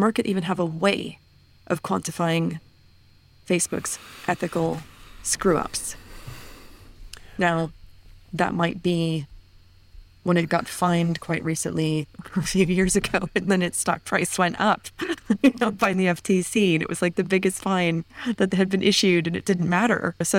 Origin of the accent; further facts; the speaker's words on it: United States; moved away; But growing up in the United States and then moving outside of the United States, I was always very aware of the cost of the U.S. defense budget